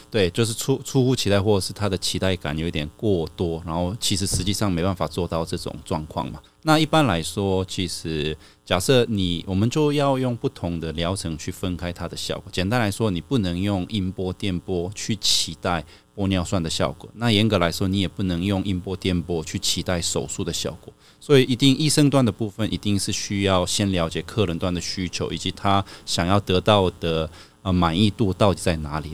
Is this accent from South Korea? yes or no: yes; South Korea; moved away as an adult; now in Taiwan; 我妈妈那边算是韩国人